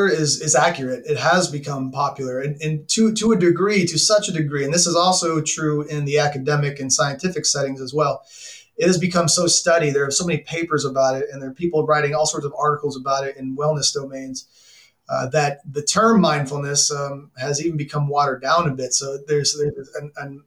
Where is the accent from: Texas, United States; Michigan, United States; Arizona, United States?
Texas, United States; Arlington; moved away; I'm from Texas, Arlington to be exact, now the home of the Dallas Cowboys.